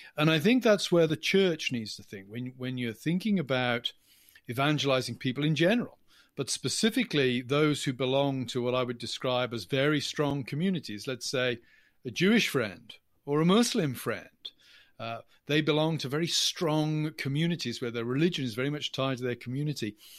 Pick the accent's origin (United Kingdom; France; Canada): United Kingdom; England; accent: English; now in United States; As you can tell from my accent, I, I'm English, not American